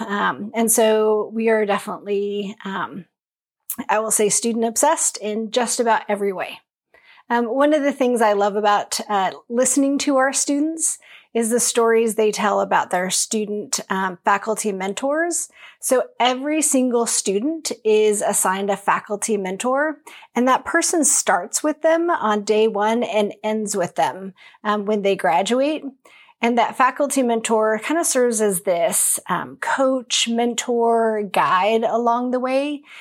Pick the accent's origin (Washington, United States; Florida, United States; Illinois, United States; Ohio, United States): Washington, United States; Longview; So I grew up in Longview, Washington, right along the Columbia River